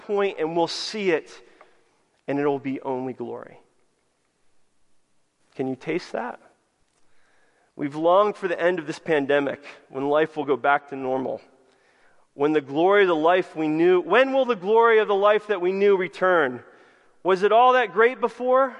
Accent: United States; us Americans

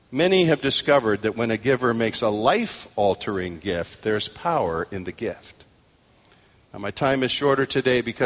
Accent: United States; I'm an American male

